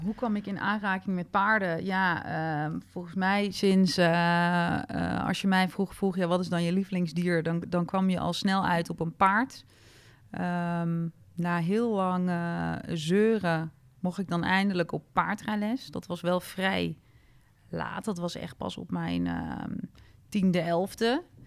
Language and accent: Dutch; Apeldoorn, Gelderland, Netherlands; geboren en opgegroeid in Apeldoorn